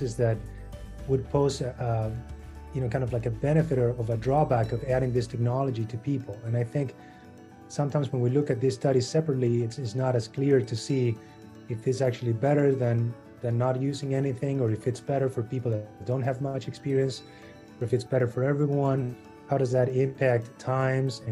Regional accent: Argentina; moved away as an adult; now in Chicago, United States; I'm from Argentina

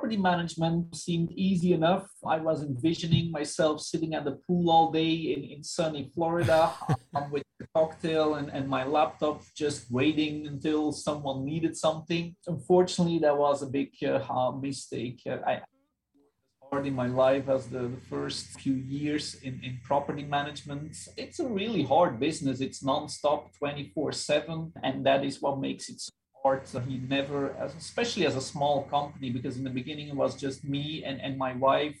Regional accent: Belgium; moved away; I'm originally from Belgium. That's where I grew up

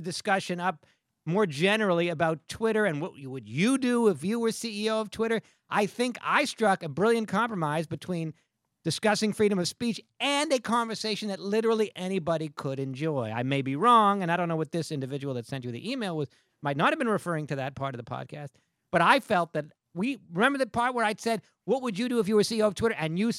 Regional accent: Stamford, Connecticut, United States; I'm from Stamford.

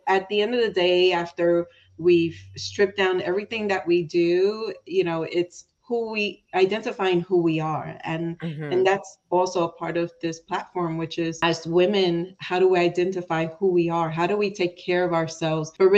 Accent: New York, United States; being from New York and I call myself New Yorican because my parents are from Puerto Rico. And even though I was born in New York

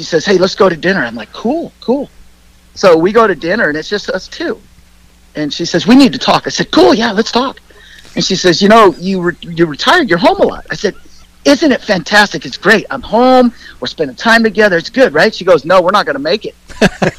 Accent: Torrance, California, United States; growing up around Ascot, you know, going there as a kid.

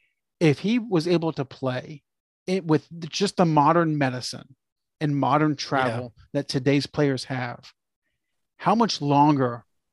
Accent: Florida, United States; born or raised there

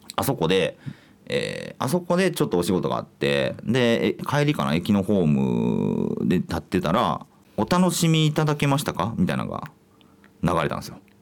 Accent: Kansai, Japan; 僕は関西の人間

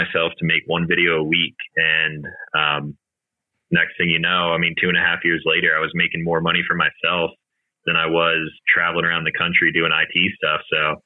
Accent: Eastern Pennsylvania, United States; moved away; also born or lived in Colorado; I grew up in Eastern Pennsylvania

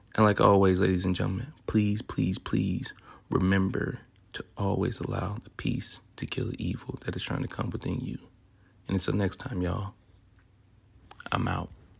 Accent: Memphis, Tennessee, United States; accent: southern; also born or lived in Louisiana; now in Sacramento, United States; I'm originally from Memphis, Tennessee

